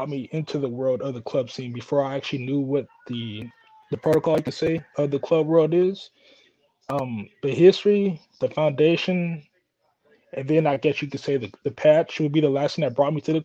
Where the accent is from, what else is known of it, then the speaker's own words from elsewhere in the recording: Oakland, California, United States; when I was growing up in Oakland